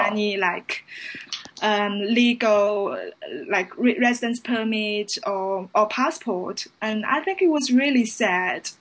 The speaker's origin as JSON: {"language": "English", "country": "China", "moved": "yes", "lives_now": "London, United Kingdom", "said": "I'm from China and currently I'm a London based journalist"}